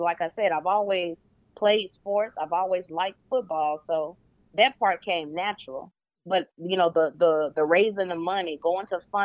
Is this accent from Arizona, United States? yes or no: no; Pine Bluff, Arkansas, United States; moved away; also born or lived in Dallas; I was born and raised in Pine Bluff, Arkansas